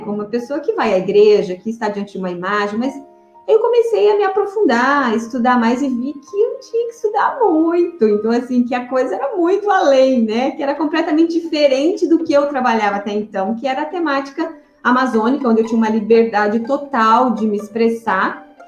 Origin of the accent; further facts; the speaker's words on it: Sinop, Mato Grosso, Brazil; also born or lived in Paraná; eu sou paranaense. Eu cheguei aqui em Sinop com sete anos, com a minha família.